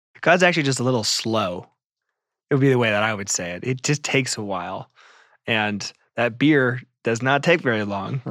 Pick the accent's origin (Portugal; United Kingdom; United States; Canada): United States